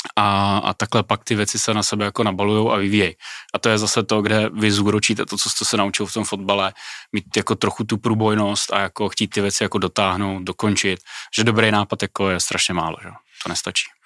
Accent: Czechia; u nás v Čechách

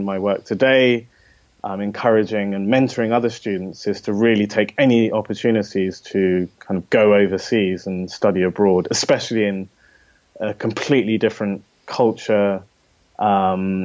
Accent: London, United Kingdom; moved away as an adult; also born or lived in Japan / Oxford; I grew up in London

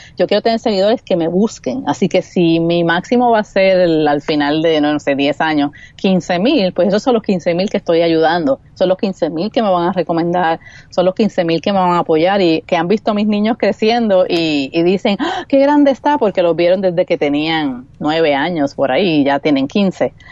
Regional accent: Puerto Rico; accent: Puerto Rican; mis L's y mis R maldicha puertorriqueña

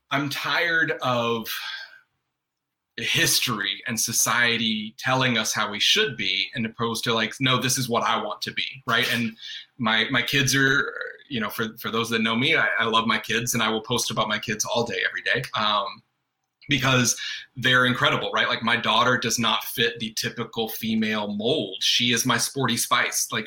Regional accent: North Carolina, United States; I mean, I was born and raised in North Carolina. Uh, even though you don't hear an accent, it comes out, uh, you know, uh, every now and then.

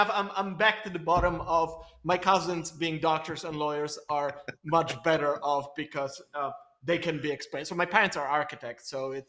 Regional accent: Belgium; English is a second language; also born or lived in Poland / Israel; I'm originally, so you can probably sense it from the accent, I'm Polish, but I grew up in Belgium and in Israel.

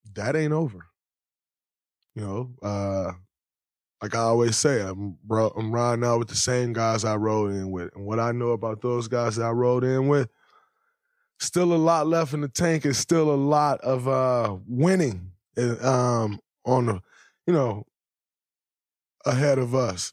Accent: Saginaw, Michigan, United States; moved away; as a kid growing up in Saginaw, Michigan.

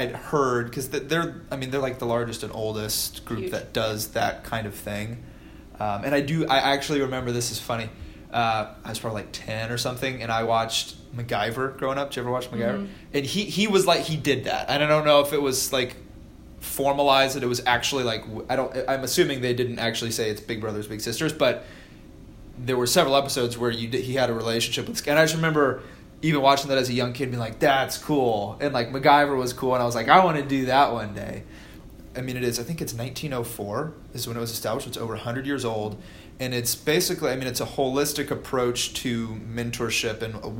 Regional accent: Noblesville, Indiana, United States; I grew up in Noblesville, so not where Fishers, right, not far from here.

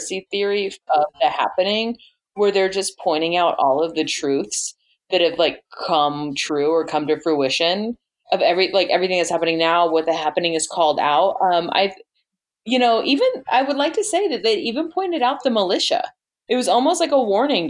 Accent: Texas, United States; I'm from Texas

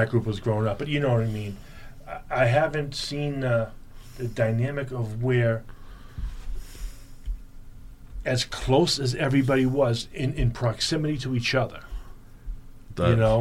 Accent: Boston, Massachusetts, United States; growing up in Southie

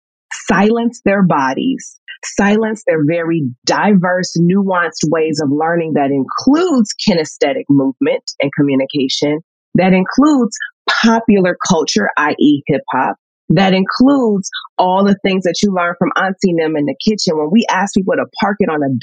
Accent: St. Louis, Missouri, United States; I'm from Northside St. Louis

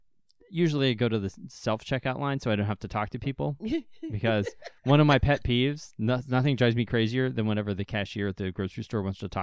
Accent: Pennsylvania, United States; now in Ohio, United States; which is in Ohio, and I grew up in Western Pennsylvania, all the grocery stores always had it.

